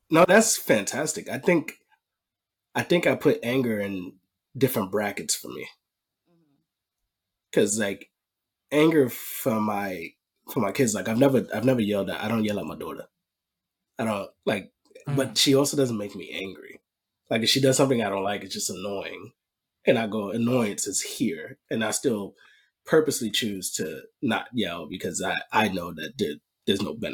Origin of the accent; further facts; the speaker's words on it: New York, United States; born and raised in New York